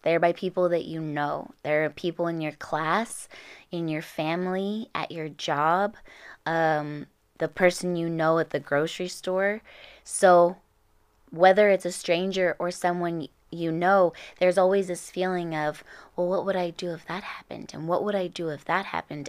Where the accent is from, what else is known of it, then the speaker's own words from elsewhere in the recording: Orange County, California, United States; I grew up in Orange County